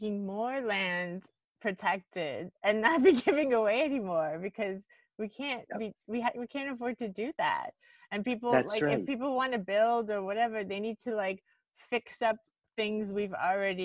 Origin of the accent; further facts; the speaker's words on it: Miami, Florida, United States; moved away; I'm from Florida originally, I'm from Miami. And so my whole life growing up there